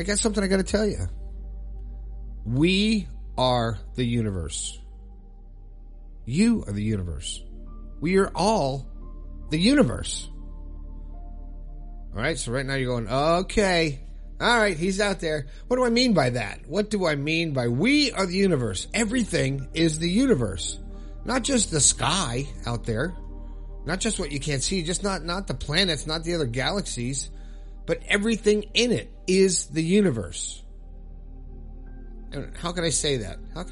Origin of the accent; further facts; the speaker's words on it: Florida, United States; living in Florida, my home state